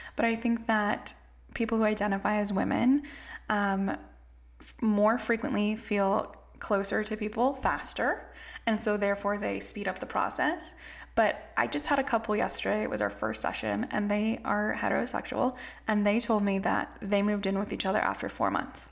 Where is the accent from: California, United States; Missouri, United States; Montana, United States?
California, United States; I grew up in California. I was raised by immigrants